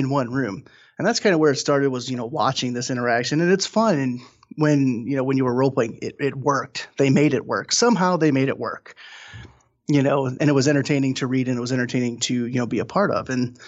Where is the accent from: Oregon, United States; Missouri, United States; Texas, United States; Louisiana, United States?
Missouri, United States; St. Louis; now in North Central Ohio, United States; I'm originally from St. Louis, but I currently live in North Central Ohio